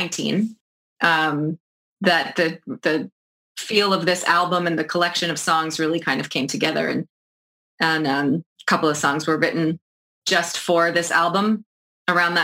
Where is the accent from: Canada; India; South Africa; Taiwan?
Canada; New Brunswick; moved away as an adult; also born or lived in Toronto; now in Charlottetown, Canada; I'm from New Brunswick, and I did live in Toronto for about 10 years